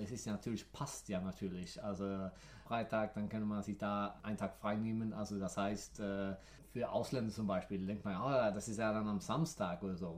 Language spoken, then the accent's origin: German; near Gothenburg, Västra Götaland, Sweden; German is a second language; now in Stockholm, Sweden; Ich bin ja in der Nähe von Göteborg aufgewachsen